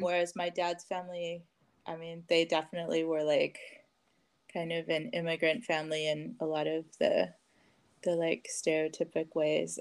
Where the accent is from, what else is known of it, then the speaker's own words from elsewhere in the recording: Richmond, California, United States; I grew up in Richmond, California, just uh, just north of here